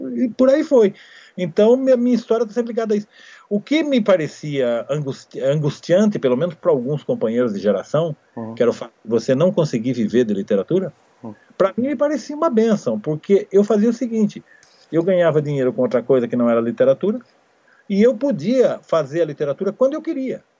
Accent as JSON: {"language": "Portuguese", "town": "Amparo", "region": "São Paulo", "country": "Brazil", "tie": "born or raised there", "said": "Amparo, que é a minha cidade natal."}